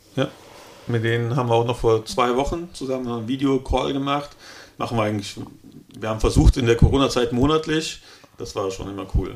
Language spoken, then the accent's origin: German; Altenkirchen, Rhineland-Palatinate, Germany; also born or lived in Cologne; zurück in den Westerwald, da wo ich herkomme.